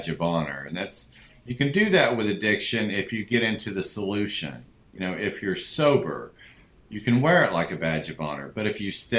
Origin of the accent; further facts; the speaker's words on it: Hugo, Oklahoma, United States; I grew up in a small town in southeastern Oklahoma called Hugo, Oklahoma.